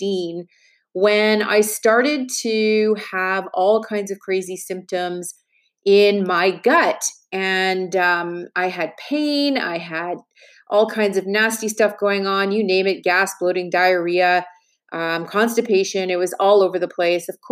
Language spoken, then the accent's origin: English; Montreal, Quebec, Canada; I actually went to school in Quebec. I was born in Montreal, and I went to school. I went to McGill University